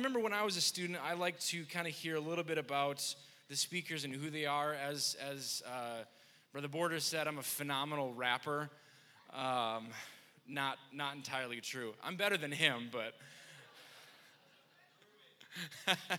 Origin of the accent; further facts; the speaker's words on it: Wisconsin, United States; I'm from Wisconsin